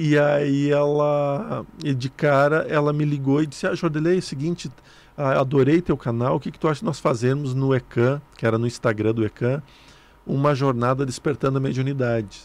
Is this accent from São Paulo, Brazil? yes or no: no; near Sananduva, Rio Grande do Sul, Brazil; lá perto de onde eu nasci.